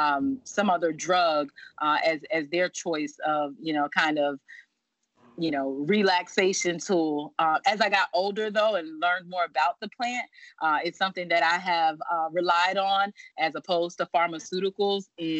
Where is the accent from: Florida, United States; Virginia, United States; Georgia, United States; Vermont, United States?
Virginia, United States; Not at all. I am from Virginia. I went to school in North Carolina. I've lived in many states throughout my life.